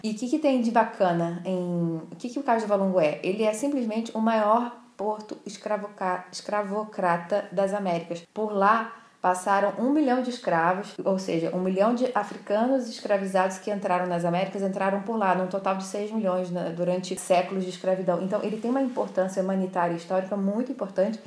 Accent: Petrópolis, Rio de Janeiro, Brazil; em Petrópolis, município da região serrana do estado do Rio, onde eu cresci

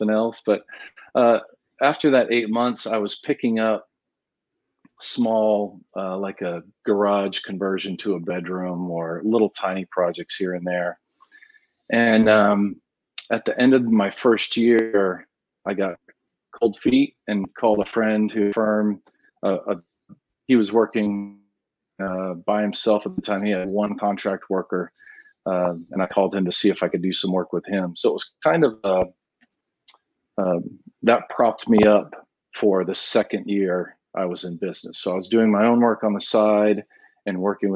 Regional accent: New England, United States; now in Austin, United States; Growing up in New England, I speak that language well, that Victorian stick look.

